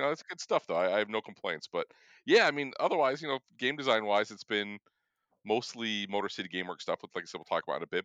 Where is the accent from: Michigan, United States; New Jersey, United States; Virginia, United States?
Michigan, United States; we're from Michigan both of us